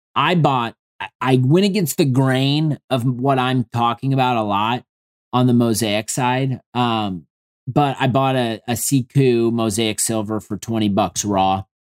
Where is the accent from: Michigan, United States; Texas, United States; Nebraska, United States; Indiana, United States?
Indiana, United States; Indianapolis; I'm from Indianapolis